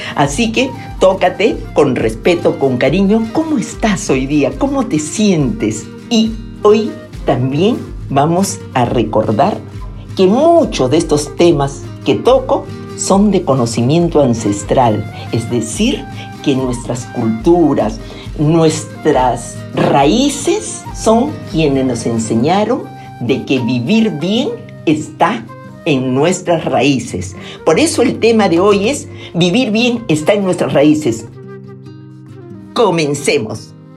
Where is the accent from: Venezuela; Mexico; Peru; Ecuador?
Peru; soy peruana